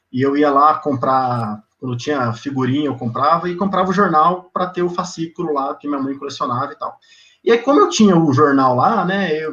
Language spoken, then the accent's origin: Portuguese; Presidente Prudente, São Paulo, Brazil; Cara, eu sou de Presidente Prudente, interiorzão de São Paulo. É uma cidade que na região ali, é importante, Ela tem 210, 215 mil habitantes